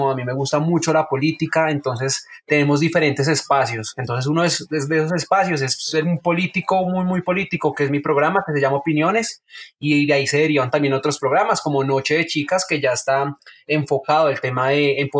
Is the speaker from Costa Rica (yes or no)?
no; Oaxaca, Mexico; un público totalmente oaxaquense y pues yo también eh, soy, de Oaxaca.